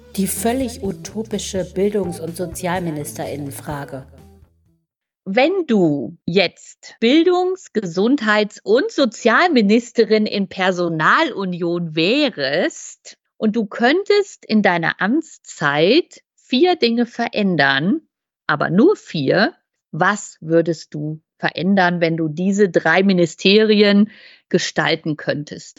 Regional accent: West Germany, Germany; Also ich bin in der Bundesrepublik zur Schule gegangen.

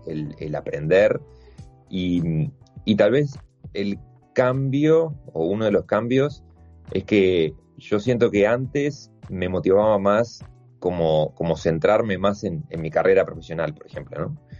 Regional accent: Uruguay

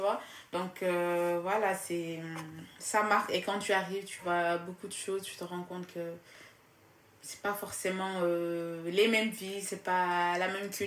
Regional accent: Casamance, Senegal; moved away as an adult; now in France; je viens du sud du Sénégal

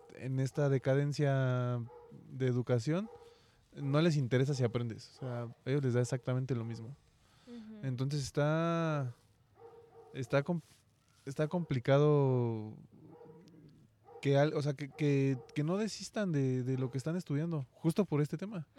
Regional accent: Mexico; también como mexicanos

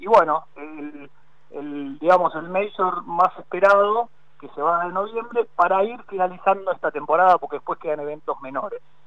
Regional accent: Argentina; como argentinos

